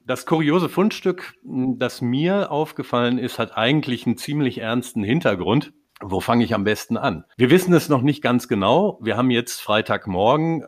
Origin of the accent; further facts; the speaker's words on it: North Rhine-Westphalia, Germany; als Westfale